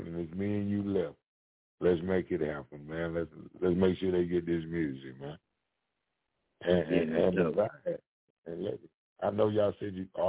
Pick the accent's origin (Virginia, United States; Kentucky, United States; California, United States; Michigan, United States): Kentucky, United States; I'm from Kentucky